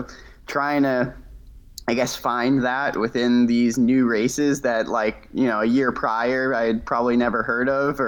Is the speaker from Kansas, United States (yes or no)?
no; Needham, Massachusetts, United States; now in Bar Harbor, United States; So I'm from Needham, Mass, outside of Boston. Currently I'm in Bar Harbor in Maine.